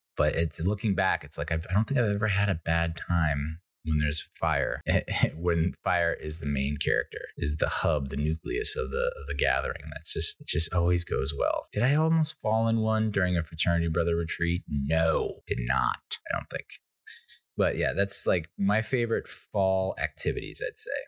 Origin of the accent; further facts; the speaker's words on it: United States; I'm an Irish Italian American